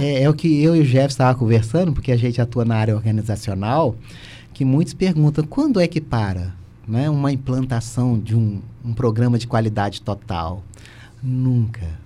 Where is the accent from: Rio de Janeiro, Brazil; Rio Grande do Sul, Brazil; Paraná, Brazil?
Rio de Janeiro, Brazil; Volta Redonda; now in Criciúma, Brazil; natural de Volta Redonda, mas meu pai é mineiro